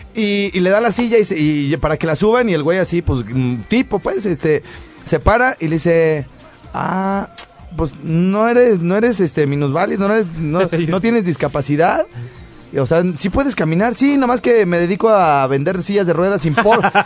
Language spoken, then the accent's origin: Spanish; Morelia, Michoacán, Mexico; moved away; yo soy de Morelia